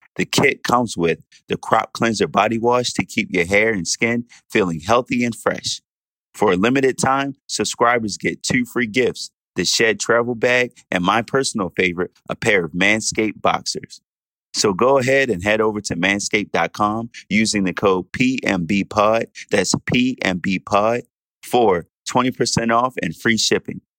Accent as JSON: {"language": "English", "country": "Jamaica", "said": "I'm Jamaican."}